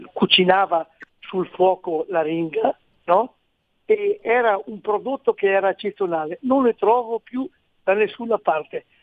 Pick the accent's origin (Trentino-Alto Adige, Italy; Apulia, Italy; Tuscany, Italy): Trentino-Alto Adige, Italy; Bolzano; also born or lived in Province of Belluno (ancestry); io sono di Bolzano